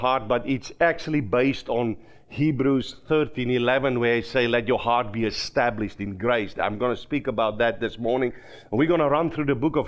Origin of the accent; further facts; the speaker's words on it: South Africa; accent: Afrikaans slang; first language Afrikaans; English is a second language; moved away as an adult; now in Minnesota, United States; I grew up in South Africa